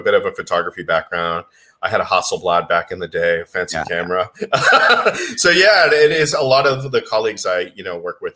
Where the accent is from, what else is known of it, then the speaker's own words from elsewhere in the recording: Boston, Massachusetts, United States; moved away as an adult; also born or lived in Beijing, China / Singapore; I'm from uh, Boston, Massachusetts originally.